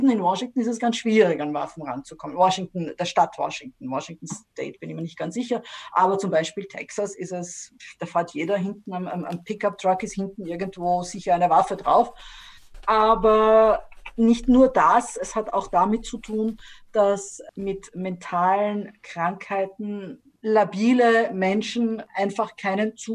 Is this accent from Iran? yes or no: no; Stockerau, Lower Austria, Austria; also born or lived in Vienna; Ich bin äh, aufgewachsen in, also geboren in Wien, aufgewachsen in Stockerau, dort ins Gymnasium gegangen, dann hat eben in Wien studiert